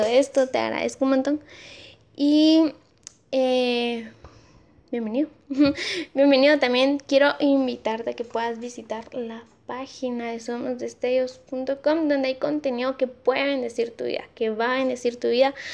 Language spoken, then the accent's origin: Spanish; Amatitlán, Guatemala Department, Guatemala; acá en Amatitlán, en mi pueblo, en mi pueblo